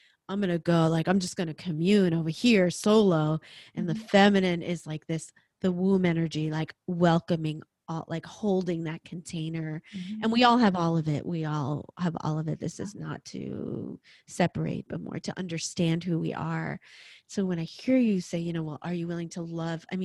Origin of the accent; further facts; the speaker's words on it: New York, United States; I'm a New Yorker